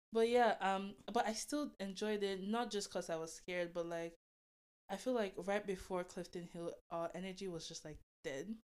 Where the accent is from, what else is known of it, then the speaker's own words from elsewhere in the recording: Delta, Nigeria; now in Toronto, Canada; I was born and raised in Nigeria, Delta State